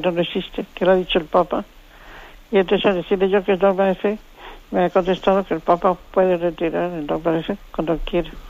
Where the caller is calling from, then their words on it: Madrid, Community of Madrid, Spain; de Madrid.